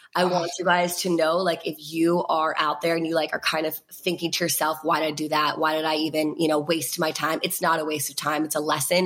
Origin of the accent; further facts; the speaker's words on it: Virginia, United States; I was with uh, like all my best friends from Virginia, which like thank God I was with them, like my hometown friends